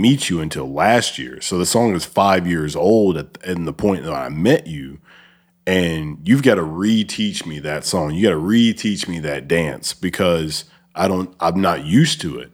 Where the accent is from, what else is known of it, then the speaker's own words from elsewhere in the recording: Alabama, United States; also born or lived in North Dakota; now in Memphis, United States; I'm from Alabama and I was in the military, lived in North Dakota, and then, um, now I'm living here.